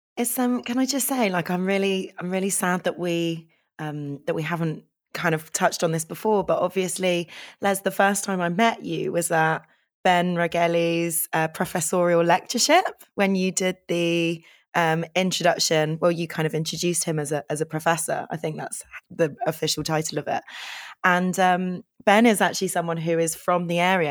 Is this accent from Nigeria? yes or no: no; London, United Kingdom; I grew up in Hendon